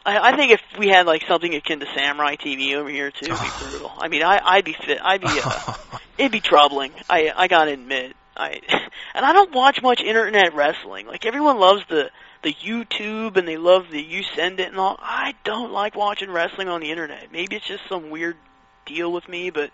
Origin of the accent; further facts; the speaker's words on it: Pennsylvania, United States; born or raised there